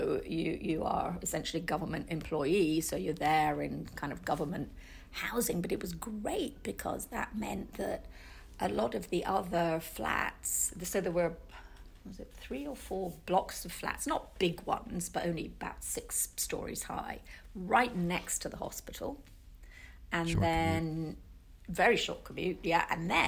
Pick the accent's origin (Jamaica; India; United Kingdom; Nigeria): United Kingdom; Manchester, North West England; born there; No, not really. I was born in Manchester.